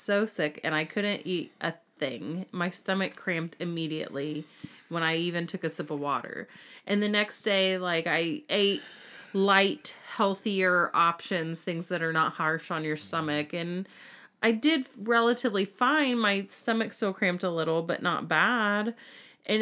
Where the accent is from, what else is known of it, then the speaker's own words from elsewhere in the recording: United States; I'm American